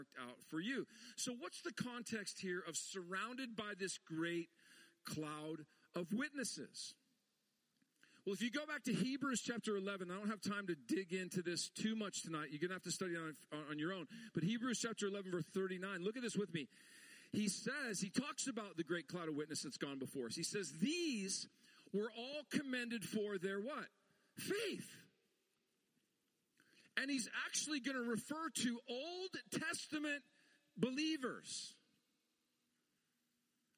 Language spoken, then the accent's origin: English; Montana, United States; I'm from Montana, streets covered with snow, like probably 10 degrees to 20 degrees below zero in that time frame